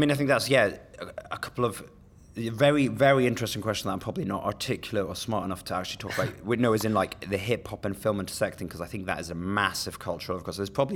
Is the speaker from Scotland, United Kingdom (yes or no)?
yes; Edinburgh, Scotland, United Kingdom; now in London, United Kingdom; but I'm born and bred Edinburgh, Scotland.